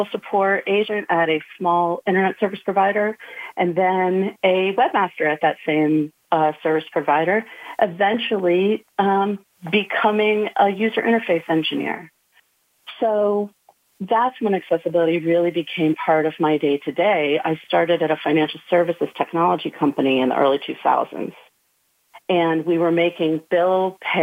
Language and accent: English; Connecticut, United States; moved away as an adult; also born or lived in Georgia; I grew up in the Northeast. I was born in Connecticut, which was a wonderful place to grow up